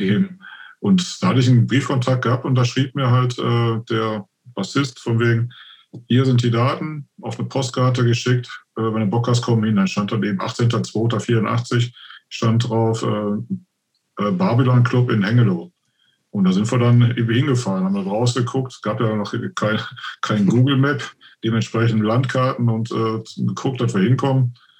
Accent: Oberhausen, North Rhine-Westphalia, Germany; bei mir im Stadtteil, wo ich aufgewachsen bin, gibt es das so, heißt Friedensdorf International

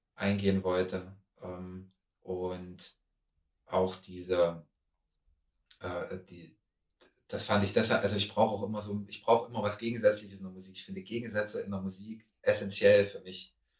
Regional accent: Germany; ich komme aus Deutschland, ähm, aus Europa.

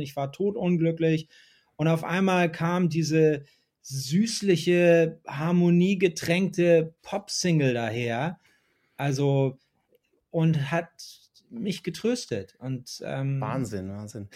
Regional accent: New Jersey suburb of Manhattan, United States; moved away as an adult; also born or lived in New York, United States; now in Hamburg, Germany; wo ich aufgewachsen bin, ist eigentlich wie so ein Vorort von Manhattan, ist aber auf der New Jersey-Seite

